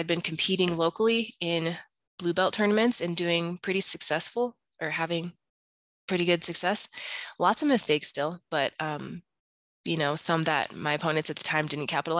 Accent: Bloomington, Illinois, United States; also born or lived in Colorado / Chicago, Illinois; where I'm from, to Bloomington in Illinois

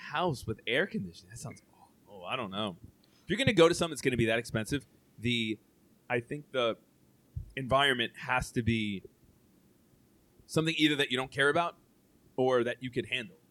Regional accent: United States; I am Italian heritage, but I oh. am born in the U.S.

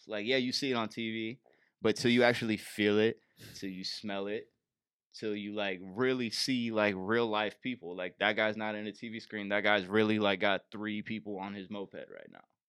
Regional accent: Bay Area, California, United States; moved away as an adult; I'm from the Bay Area

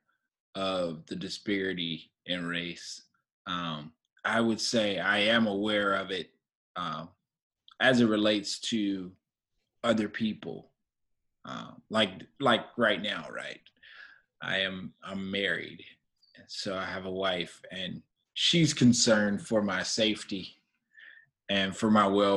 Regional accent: Atlanta, Georgia, United States; born and raised in Atlanta, Georgia

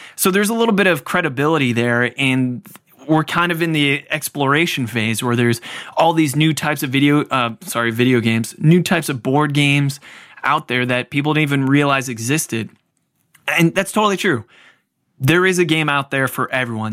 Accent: Cleveland, Ohio, United States; I grew up in the Cleveland area

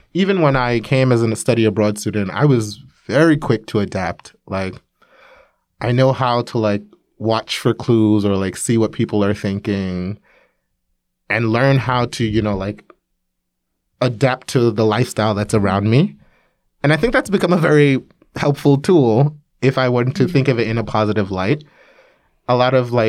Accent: New York, United States; moved away as an adult; now in Korea; I grew up in New York, in Brooklyn, New York

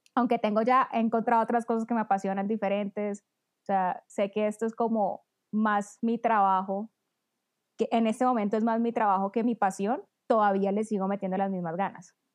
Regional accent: Cartagena, Bolívar, Colombia; Yo que soy de Cartagena, pura águila toda mi vida.

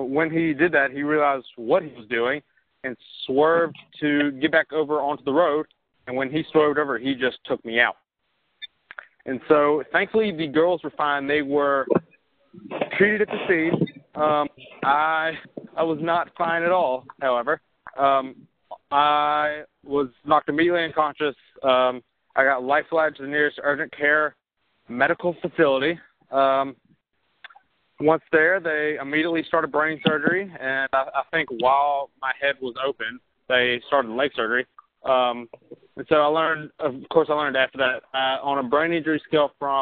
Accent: Mobile, Alabama, United States; moved away as an adult; also born or lived in High Point, North Carolina; now in Birmingham, United States; I'm from Mobile, Alabama, and now I am living in Birmingham, Alabama, and kind of North Carolina

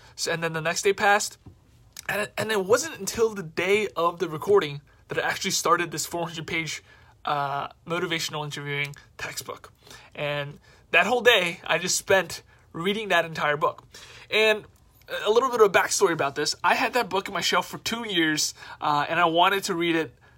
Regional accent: New York City, New York, United States; I'm from New York City

